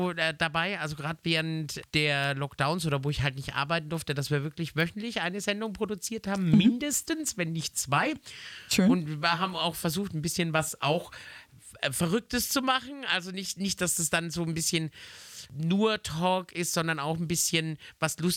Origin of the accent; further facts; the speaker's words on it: Nuremberg, Bavaria, Germany; born there